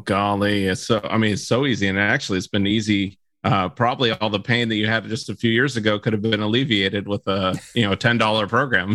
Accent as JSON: {"language": "English", "region": "Florida", "country": "United States", "tie": "born or raised there", "said": "growing up in Florida"}